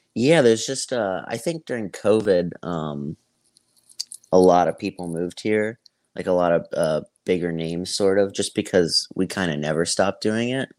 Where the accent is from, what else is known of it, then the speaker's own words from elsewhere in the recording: Tampa, Florida, United States; also born or lived in Greenville, South Carolina; I'm from Tampa